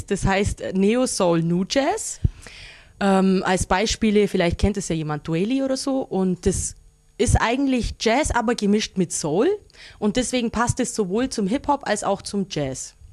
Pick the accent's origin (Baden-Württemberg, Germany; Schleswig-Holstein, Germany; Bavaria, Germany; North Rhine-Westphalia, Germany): Bavaria, Germany; Augsburg; ich bin aus Augsburg, bin 27 Jahre alt